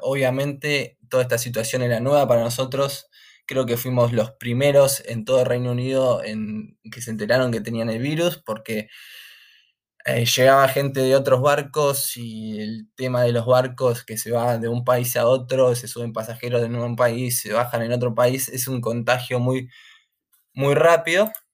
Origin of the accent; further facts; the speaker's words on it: San Antonio de Padua, Buenos Aires Province, Argentina; moved away as an adult; now in United Kingdom; me crié en Buenos Aires, San Antonio de Padua.